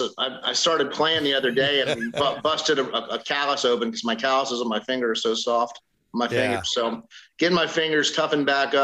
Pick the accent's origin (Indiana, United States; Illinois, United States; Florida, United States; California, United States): Florida, United States; my home state of Florida